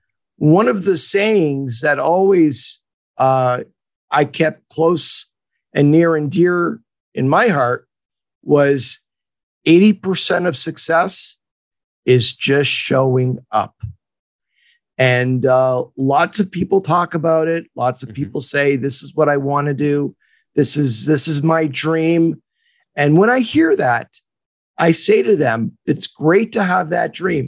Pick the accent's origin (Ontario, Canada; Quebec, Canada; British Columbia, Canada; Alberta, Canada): Quebec, Canada; Montreal; now in Los Angeles, United States; I'm based in Los Angeles, but I was born and raised in Montreal.